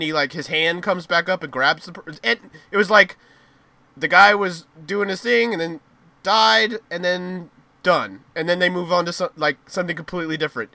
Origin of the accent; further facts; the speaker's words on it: United States; us Americans